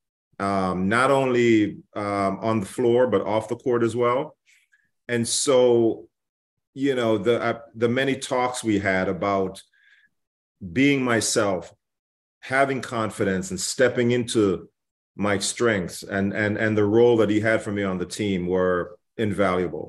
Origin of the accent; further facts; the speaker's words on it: Jamaica; moved away as an adult; Growing up in Jamaica